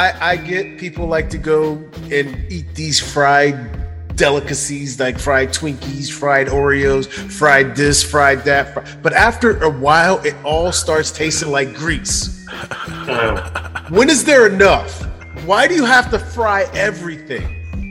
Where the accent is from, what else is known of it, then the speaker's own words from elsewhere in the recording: Cincinnati, Ohio, United States; we're from Cincinnati.